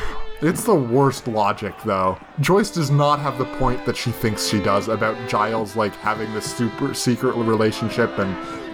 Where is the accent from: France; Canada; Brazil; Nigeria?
Canada; as a Canadian.